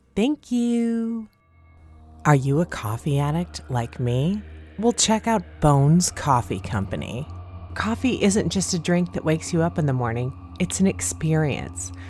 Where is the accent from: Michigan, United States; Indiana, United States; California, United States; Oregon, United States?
Indiana, United States; growing up in Indiana and living in Indiana most of my life